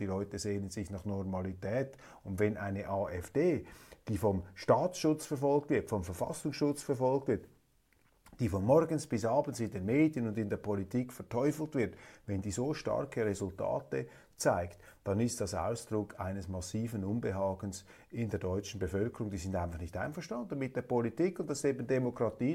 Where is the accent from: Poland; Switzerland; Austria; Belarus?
Switzerland; Als Schweizer